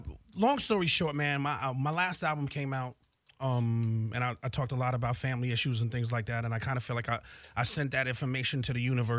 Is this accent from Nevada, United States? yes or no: no; Bronx, New York, United States; Well, I'm originally from the Bronx, right down the street from where hip-hop began.